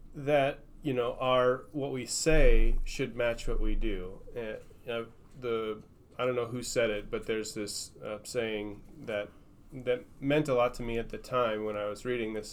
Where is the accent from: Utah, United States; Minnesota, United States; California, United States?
Minnesota, United States; moved away; I'm a Northerner. I grew up in Minnesota